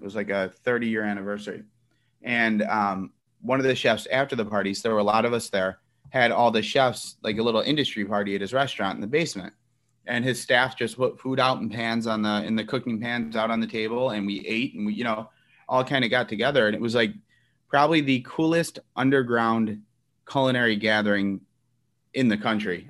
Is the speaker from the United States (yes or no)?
yes; Elmwood Park, Illinois, United States; I grew up in Elmwood Park, uh, very Italian community at the time.